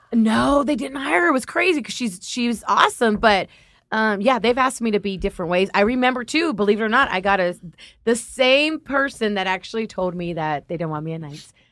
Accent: Los Angeles, California, United States; also born or lived in Compton; My family grew up in Compton. I'm from Linwood Watts.

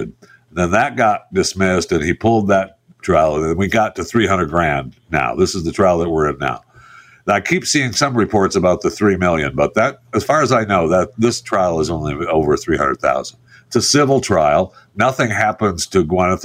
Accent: Michigan, United States; I was raised in Michigan.

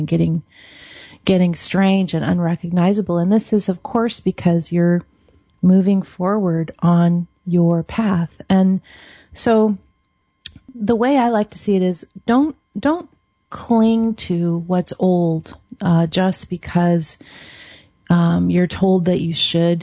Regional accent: Seattle, Washington, United States; moved away as an adult; now in Oregon, United States; I grew up in Seattle. I live in Oregon now

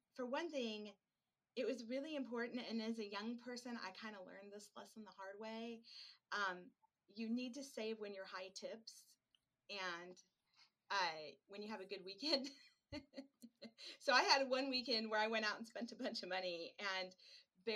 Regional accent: Midwest, United States; moved away as an adult; also born or lived in Lake Tahoe; now in Oregon, United States; I'm actually originally from the Midwest

